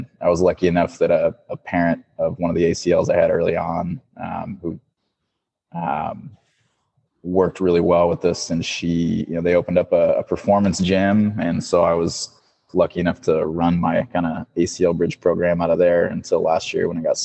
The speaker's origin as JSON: {"language": "English", "region": "Missouri", "country": "United States", "tie": "born or raised there", "also_born_or_lived": "Kansas / New Mexico / San Antonio, Texas", "moved": "as an adult", "lives_now": "Seattle, United States", "said": "I grew up in Missouri"}